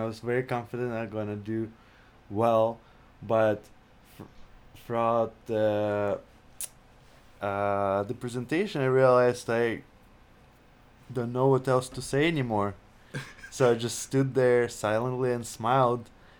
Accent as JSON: {"language": "English", "region": "Saint Petersburg", "country": "Russia", "moved": "yes", "said": "So I am from Russia, St. Petersburg, if you're wondering about the accent."}